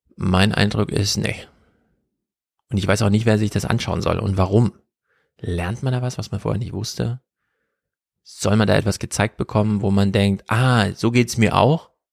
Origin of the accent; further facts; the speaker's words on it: Jena, Thuringia, Germany; Wir kommen beide aus Thüringen. Ich ja aus dem urbanen Mega-Metropolenzentrum Jena